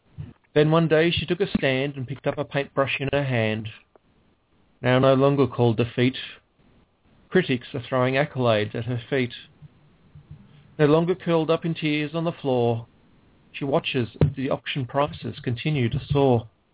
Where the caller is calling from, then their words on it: Ballarat, Victoria, Australia; because I'm calling from Ballarat, which is in Victoria, down the southeast corner.